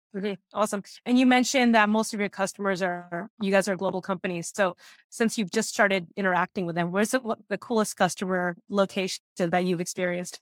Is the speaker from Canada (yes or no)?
yes; Canada; I'm the only Canadian employee